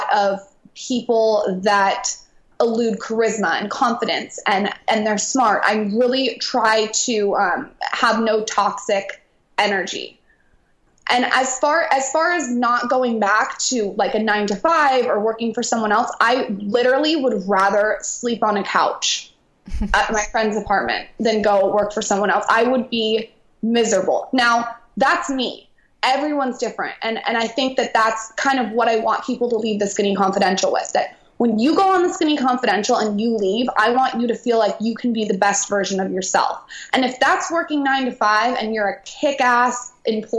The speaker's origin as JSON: {"language": "English", "town": "San Diego", "region": "California", "country": "United States", "tie": "born or raised there", "said": "I grew up in San Diego"}